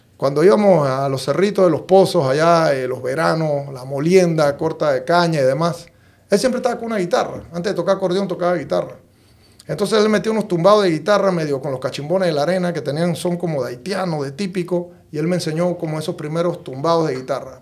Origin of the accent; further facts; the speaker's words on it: Chitré, Herrera, Panama; mi casa en Chitré, nosotros empezamos trabajando desde muy chiquito